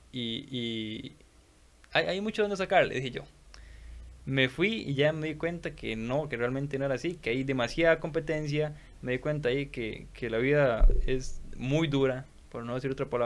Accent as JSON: {"language": "Spanish", "country": "Costa Rica", "said": "nosotros como ticos no estamos acostumbrados"}